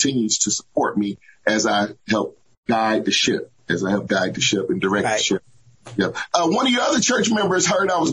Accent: Hamilton, Ohio, United States; moved away; I'm actually from Ohio. I'm from Southern Ohio. I'm from a small town called Hamilton, Ohio

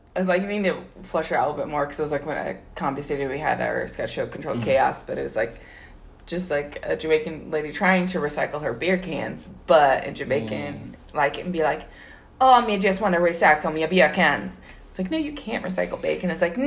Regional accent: Sydney, New South Wales, Australia; Like, where are you from? And I was like, Sydney.

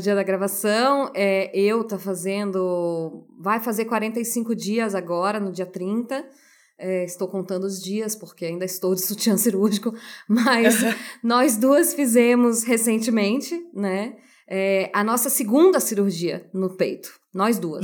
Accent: Brazil; a gente cresce na nossa cultura brasileira

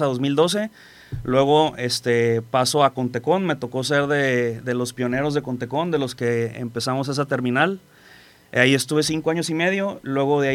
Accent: Colima, Mexico; also born or lived in Manzanillo; yo soy de Colima, soy local. Tengo aquí en Manzanillo, acabo de cumplir ahora en el mes de febrero 16 años.

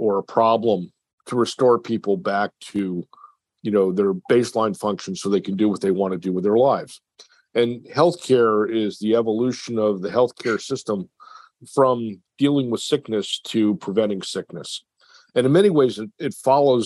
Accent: Port Jervis, New York, United States; this very small hospital in my hometown of Port Jervis, New York

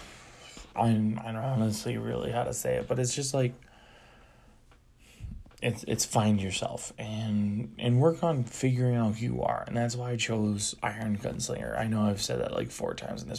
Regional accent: United States; a white American male

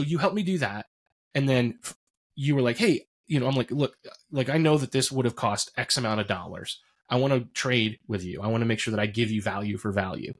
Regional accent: Roulette, Pennsylvania, United States; I grew up in Potter County

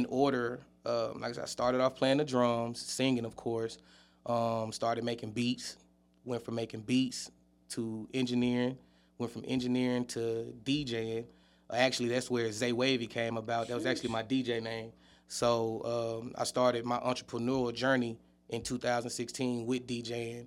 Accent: Huntsville, Alabama, United States; I'm from Huntsville, Alabama, born and raised

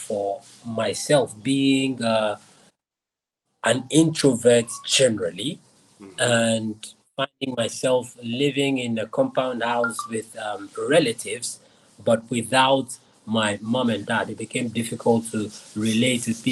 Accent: Accra, Greater Accra, Ghana; I was born in Nima in Accra, Ghana.

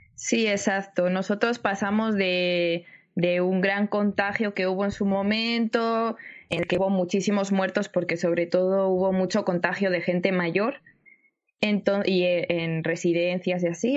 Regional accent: Spain; yo soy de España, yo vivo en el en el norte, por así decirlo, de, de España.

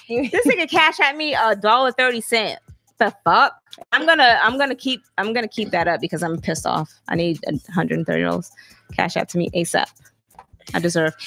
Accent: Alabama, United States; moved away; I'm from Alabama, so we wasn't kings and queens.

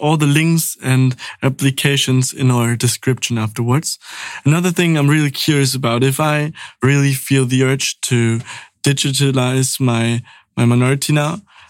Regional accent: Schleswig-Holstein, Germany; English is a second language; I'm from the Danish minority in Northern Germany. And like we speak the Danish language just like the Danish people do. But we learned it from our school books.

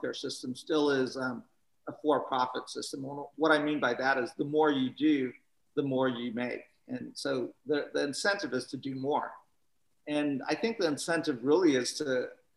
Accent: Northern California, United States; I'm from Northern California

